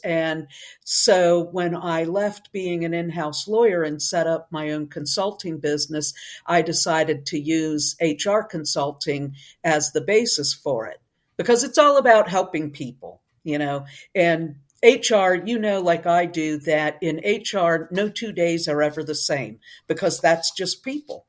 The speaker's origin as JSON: {"language": "English", "region": "Northeast", "country": "United States", "also_born_or_lived": "Tennessee / Texas", "moved": "yes", "said": "originally, I'm from the Northeast, but I migrated south away from the really cold, long winters."}